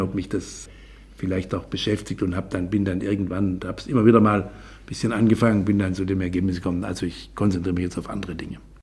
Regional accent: Hornberg, Baden-Württemberg, Germany; also born or lived in Gengenbach; in einer Kleinstadt in Hornberg im Schwarzwald, die Stadt des Hornberger Schießens, also eine bedeutende Stadt, äh, wo meine Heimat ist

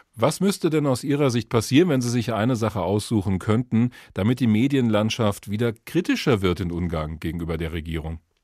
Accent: Germany; bei uns in Deutschland

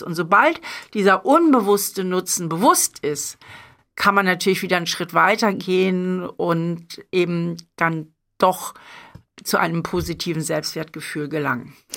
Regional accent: Hamburg, Germany; moved away; meine Heimatstadt

